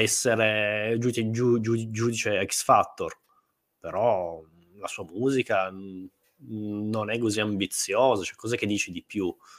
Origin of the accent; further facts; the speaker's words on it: Turin, Piedmont, Italy; io sono di Torino.